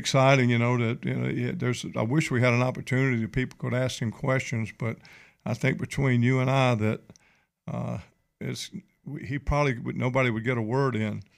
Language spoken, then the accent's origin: English; Mobile, Alabama, United States; especially being a Mobile boy, grew up here in Mobile, grew up in Alabama Village, believe it or not.